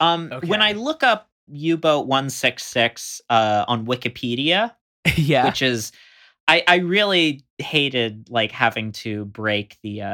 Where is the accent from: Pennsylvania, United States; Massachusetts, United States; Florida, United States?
Florida, United States; So I grew up not like on the Gulf Coast, but what's called the intercoastal, where there's like there's thin barrier islands out in the Gulf, or right between Florida and the Gulf.